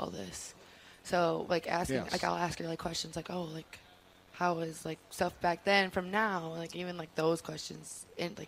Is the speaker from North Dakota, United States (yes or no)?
no; Kaukauna, Wisconsin, United States; I am 30 minutes from Green Bay.